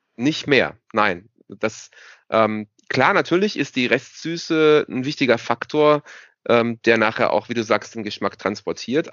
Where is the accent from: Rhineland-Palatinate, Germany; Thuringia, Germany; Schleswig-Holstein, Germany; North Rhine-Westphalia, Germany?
Rhineland-Palatinate, Germany; hier bei uns in der Pfalz